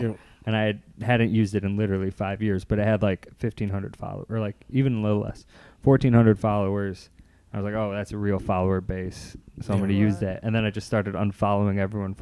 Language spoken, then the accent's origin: English; Chicago, Illinois, United States; I'm from Logan Square. So I'm from like up the block